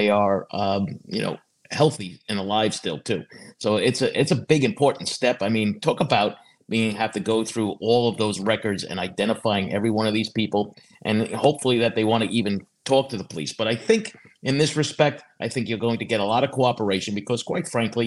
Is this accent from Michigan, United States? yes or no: no; Long Island, New York, United States; I grew up on Long Island. I didn't live too far from Massapequa Park